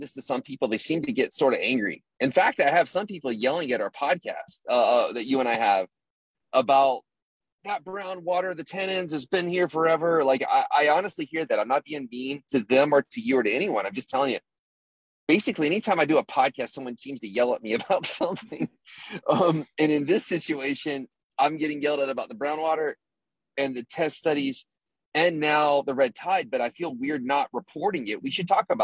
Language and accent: English; Florida, United States; moved away; I'm from Florida and we never have waves